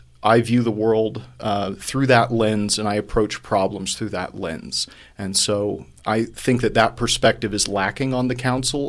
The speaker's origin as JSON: {"language": "English", "town": "Houston", "region": "Texas", "country": "United States", "tie": "born or raised there", "said": "I was born in Houston, Texas, in a lower middle class neighborhood on the southwest side."}